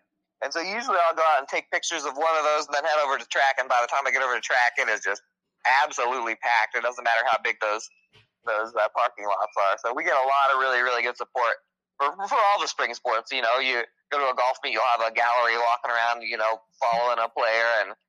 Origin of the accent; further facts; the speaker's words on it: South Central Iowa, United States; now in Southeast Iowa, United States; I grew up in South Central Iowa